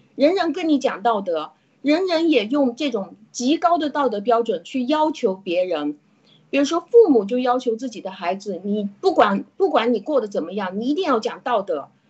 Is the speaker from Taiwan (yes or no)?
no; China; 我们中国人